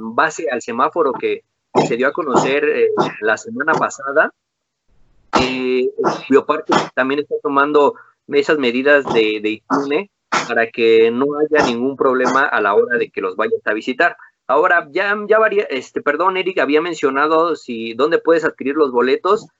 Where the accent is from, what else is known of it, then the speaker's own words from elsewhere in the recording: Mexico; soy mexicano